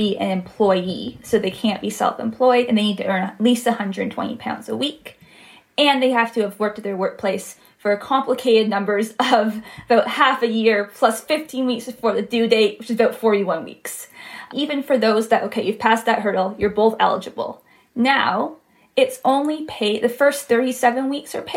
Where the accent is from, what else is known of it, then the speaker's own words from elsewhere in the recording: Ontario, Canada; accent: Canadian; moved away; also born or lived in Quebec; I am from Canada. I'm not from Quebec. I'm from the province to the side, so Ontario